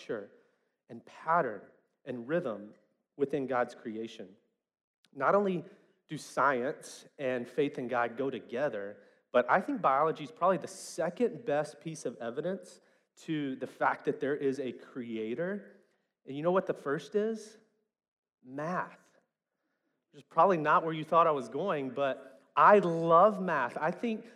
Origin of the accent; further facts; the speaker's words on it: West Memphis, Arkansas, United States; growing up in West Memphis, especially in the 90s